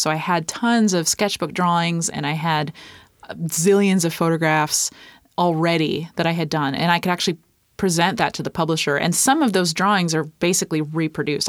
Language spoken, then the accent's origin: English; East Coast, United States; moved away as an adult; also born or lived in Minneapolis; now in Tacoma, United States; I grew up on the East Coast.